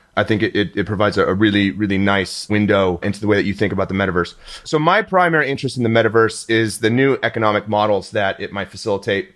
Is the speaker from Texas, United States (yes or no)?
yes; Houston, Texas, United States; moved away; I was from Houston.